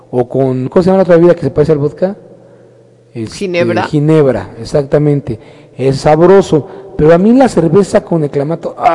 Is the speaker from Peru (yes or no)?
no; Mexico; Entonces así somos los mexicanos, nos encanta el pinche chile